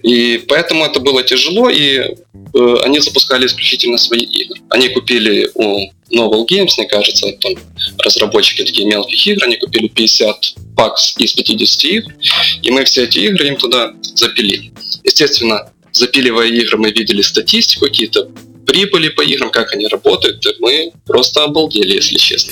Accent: Lutsk, Volyn Oblast, Ukraine; мы из Луцка, это западная Украина

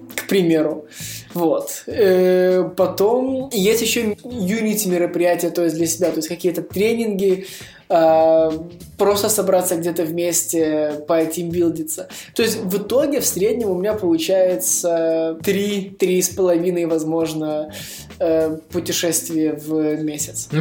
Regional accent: Vilnius, Vilnius County, Lithuania; Я сам из Вильнюса, я живу в Вильнюсе, и здесь зимой холодно

